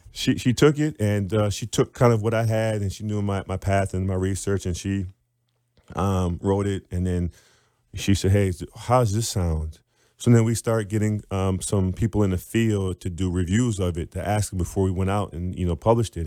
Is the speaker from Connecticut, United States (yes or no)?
no; Wilmette, Illinois, United States; also born or lived in Evanston; I'm from Illinois